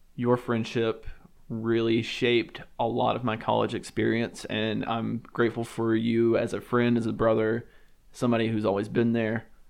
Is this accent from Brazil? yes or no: no; Alabama, United States; I grew up in the South and I grew up in a church